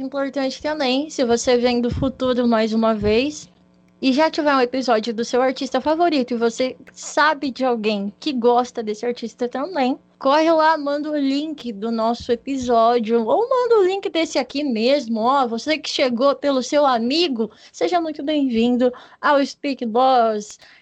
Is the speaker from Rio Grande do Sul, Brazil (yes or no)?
no; Paraná, Brazil; now in São Paulo, Brazil; eu sou paranaense, eu nasci no, no estado do Paraná, porém eu estou morando na nossa querida capital do estado de São Paulo